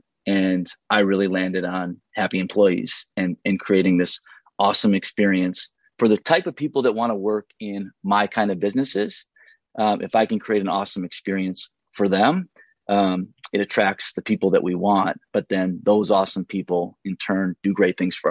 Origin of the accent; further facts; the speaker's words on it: St. Paul, Minnesota, United States; moved away as an adult; also born or lived in Chattanooga; I grew up in St. Paul, went to school in Minneapolis